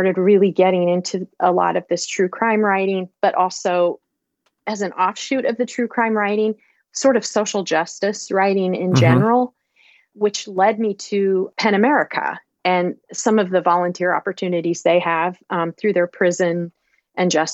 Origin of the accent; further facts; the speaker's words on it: Iowa, United States; my home state of Iowa